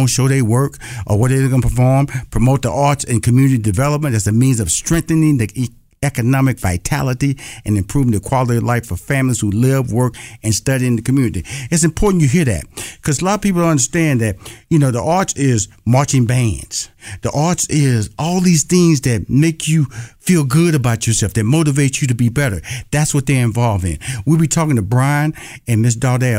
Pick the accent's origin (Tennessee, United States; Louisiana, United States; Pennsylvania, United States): Louisiana, United States; because I'm from Louisiana, I know he Hebert